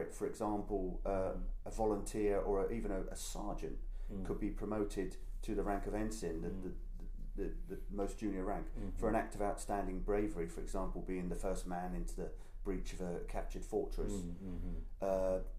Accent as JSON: {"language": "English", "country": "United Kingdom", "said": "I'm non-American. You know, I'm a Brit"}